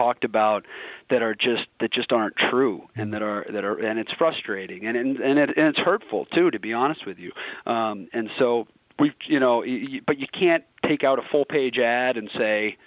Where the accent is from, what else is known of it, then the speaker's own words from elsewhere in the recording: Boston, Massachusetts, United States; I grew up in Boston. I've lived this my whole life.